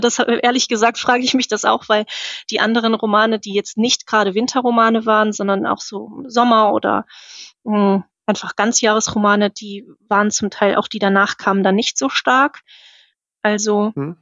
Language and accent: German; Cologne, North Rhine-Westphalia, Germany; ich komme aus Köln